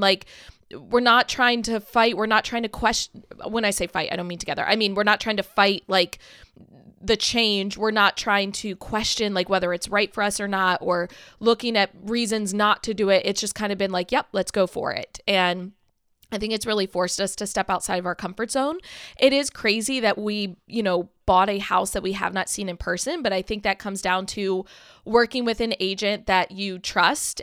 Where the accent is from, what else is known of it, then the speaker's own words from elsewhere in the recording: Maryland, United States; Billy and I both have only ever lived in Maryland. We were born and raised in Maryland